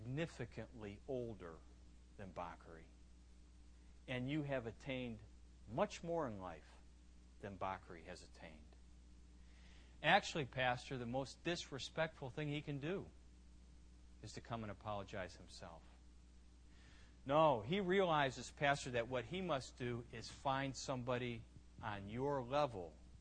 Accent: United States; moved away as an adult; now in Ivory Coast; as an American, I at least have two perspectives. I know what I've seen in the States, and I know what I see in the Ivory Coast.

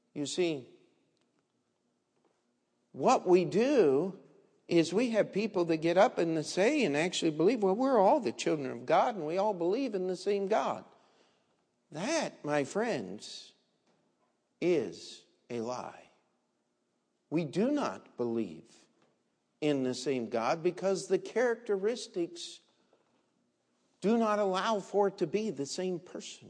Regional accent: Maryland, United States; I was a kid growing up in Maryland, in the state of Maryland

